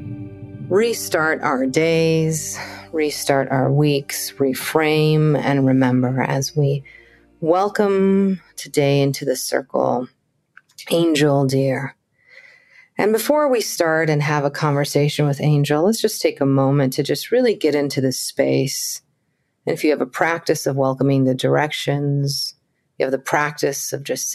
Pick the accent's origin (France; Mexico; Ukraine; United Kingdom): Mexico; moved away; I was born in Mexico and it is so alive in me every day, being from that place